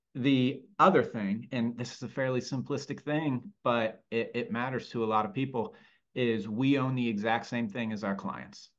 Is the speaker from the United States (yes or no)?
yes; Lafayette, Indiana, United States; moved away as an adult; also born or lived in Chicago; born and raised in Lafayette, Indiana, and spent more or less the first 22 years of my life there